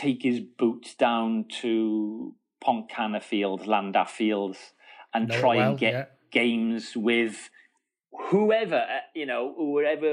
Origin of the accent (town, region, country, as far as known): Pontypridd, Wales, United Kingdom; born or raised there; accent: Welsh; also born or lived in Bristol / Swansea / Hillingdon, London